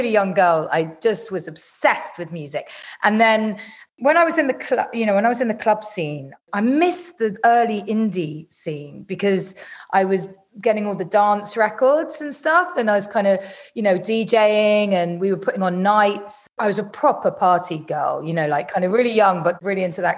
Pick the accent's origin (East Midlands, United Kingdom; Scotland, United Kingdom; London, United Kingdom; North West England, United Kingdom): London, United Kingdom; I grew up in North London